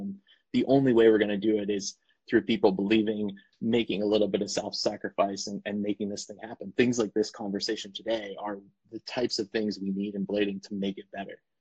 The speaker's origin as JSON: {"language": "English", "region": "Florida", "country": "United States", "tie": "born or raised there", "moved": "yes", "lives_now": "Portland, United States", "said": "I was born and raised actually in Florida"}